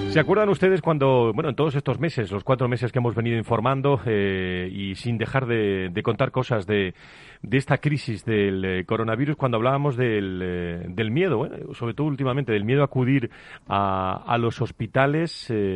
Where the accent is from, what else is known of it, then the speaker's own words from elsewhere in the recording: Seville, Andalusia, Spain; moved away; mi tierra hoy, Sevilla